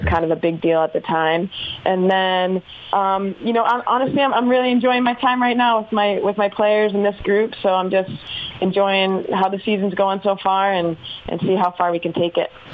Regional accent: Boston, Massachusetts, United States; moved away as an adult; also born or lived in Chapel Hill, North Carolina; growing up in Massachusetts

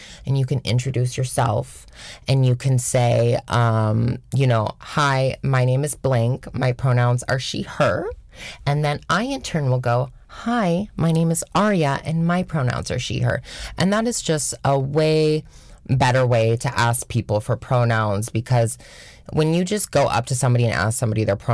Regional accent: Washington, United States; moved away as an adult; now in New York, United States; I am from Washington State

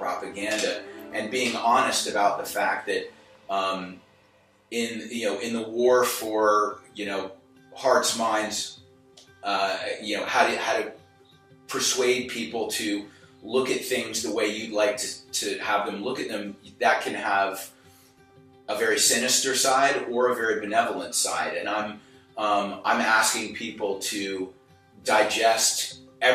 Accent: South Carolina, United States; I'm from South Carolina

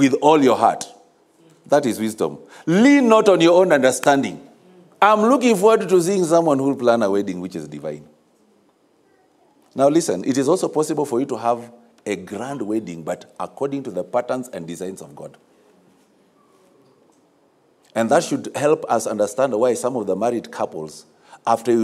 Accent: Kisumu, Kisumu County, Kenya; I grew up in Kisumu

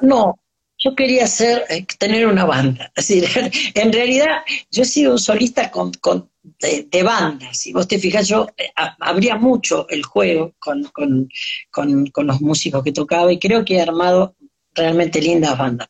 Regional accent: Mercedes, Buenos Aires Province, Argentina; nos fuimos a Mercedes, a mi pueblo

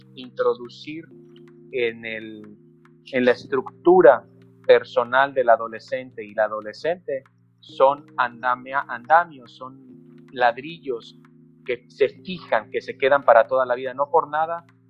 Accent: Mexico; aunque soy mexicano y tengo elementos culturales mexicanos

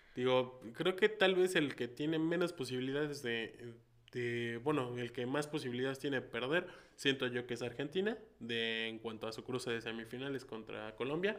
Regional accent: Mexico; somos 130 millones de mexicanos

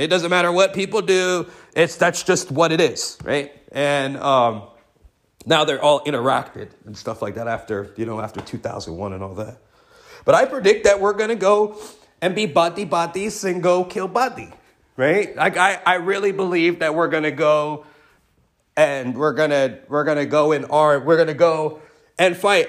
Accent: United States; us as American people

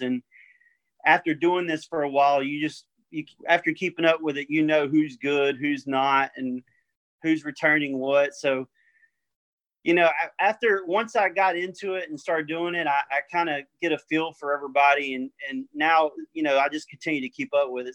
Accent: Orangeville, United States; I'm from Orangeville

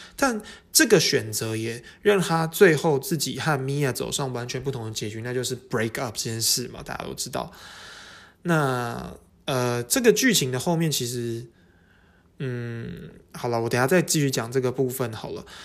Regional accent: Taiwan; 我们台湾人叫沙，巴拉歌嘛

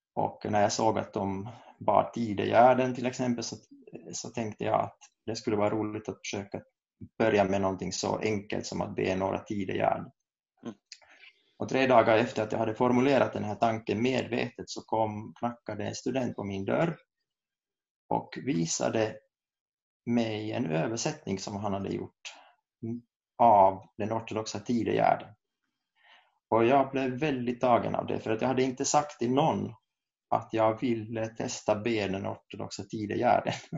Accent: Kokkola, Central Ostrobothnia, Finland; moved away as an adult; also born or lived in Saint Petersburg, Russia; now in Uppsala, Sweden; jag kommer från Karleby i Österbotten

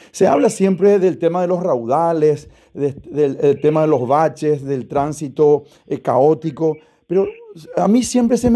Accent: Asunción, Paraguay; yo particularmente soy de Asunción, mi esposa, mis hijos, todos, ¿verdad? Y votamos en Asunción

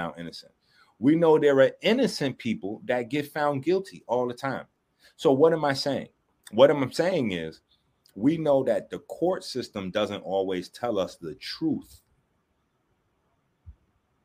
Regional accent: New York City, New York, United States; I was raised in the South Bronx

